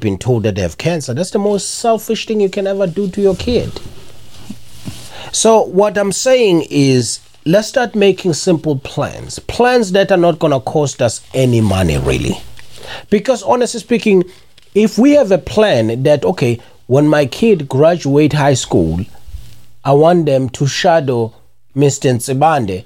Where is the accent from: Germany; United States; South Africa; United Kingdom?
South Africa; I'm South African